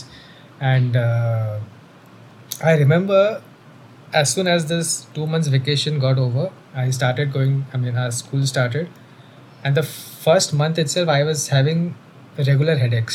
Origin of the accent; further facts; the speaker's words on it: Mumbai, Maharashtra, India; how I grew up. So it was in the suburbs of Mumbai, you know the place where we have grown up